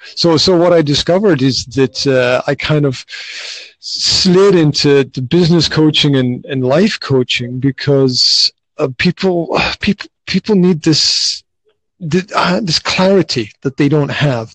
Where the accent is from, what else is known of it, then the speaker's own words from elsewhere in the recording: Scotland, United Kingdom; moved away as an adult; now in Slovakia; originally, I'm from Scotland, uh, but I've been living in Slovakia for the last 15 plus years